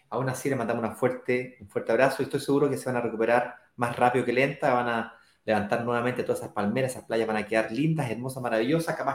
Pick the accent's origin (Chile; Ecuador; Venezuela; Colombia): Chile; al Caribe, no a Chile, yo soy chileno.